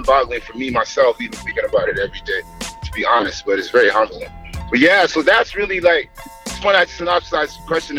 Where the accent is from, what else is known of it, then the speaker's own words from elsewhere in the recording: Toronto, Ontario, Canada; I grew up right downtown. I grew up right in the annex, right in a nice, nice, nice street, Walmer Road, close to like Casa Loma, right by DuPont Station